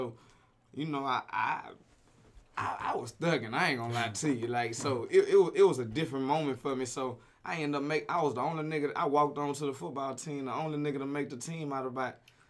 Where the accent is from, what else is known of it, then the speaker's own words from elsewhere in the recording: Houston, Texas, United States; moved away; I'm like, yeah, I'm from Houston.